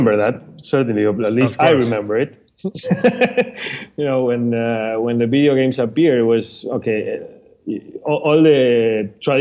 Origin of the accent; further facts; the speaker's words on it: Argentina; moved away as an adult; now in Panama; Originally coming from Argentina, but I've been living here for the past 6 years.